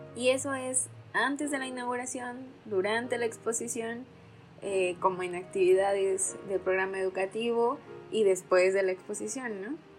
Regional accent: Mexico; nuestra cultura como mexicanos

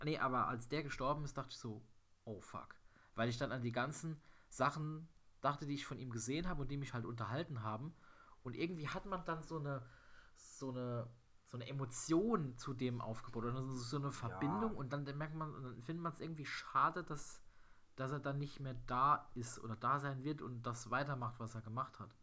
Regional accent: Germany; als Deutscher

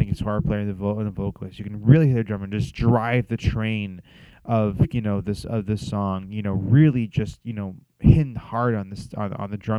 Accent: Los Angeles, California, United States; I was born and raised out here in Los Angeles in Southern California, so I've been out here my whole life

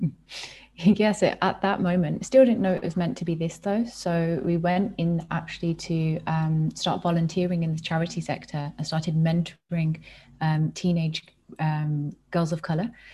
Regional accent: United Kingdom; born or raised there

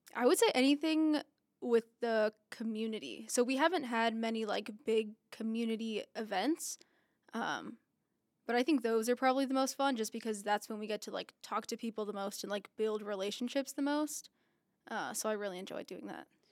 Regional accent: Las Vegas, Nevada, United States; I was born and raised here in Las Vegas

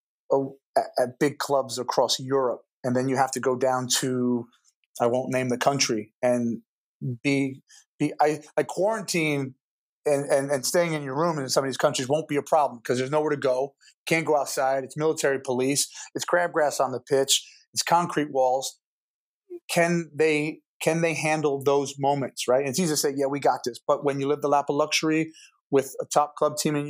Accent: New Jersey, United States; also born or lived in Manchester; I'm from New Jersey

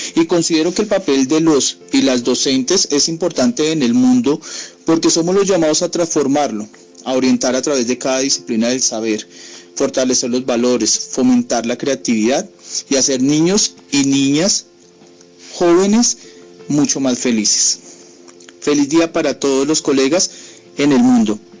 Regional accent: Colombia; a los maestros de Colombia

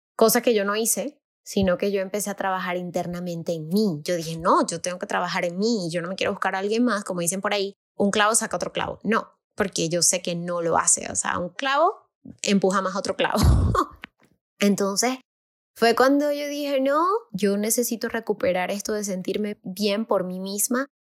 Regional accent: Venezuela; moved away as an adult; now in Mexico; mi país

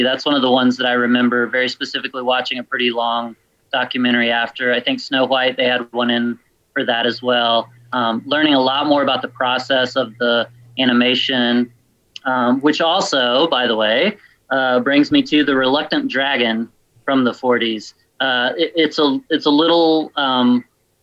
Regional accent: the South, United States; I grew up in the South

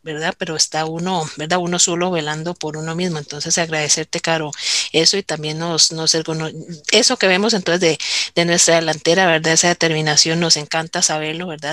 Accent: Heredia, Costa Rica; yo también soy de Heredia

